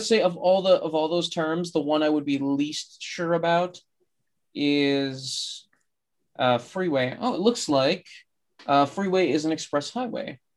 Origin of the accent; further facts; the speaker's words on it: United States; as an American